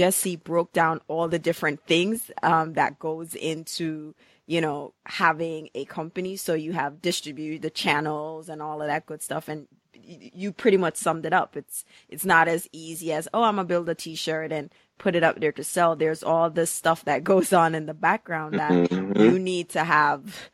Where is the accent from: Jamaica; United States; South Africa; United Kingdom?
Jamaica; moved away; when I go back home, I'm Jamaican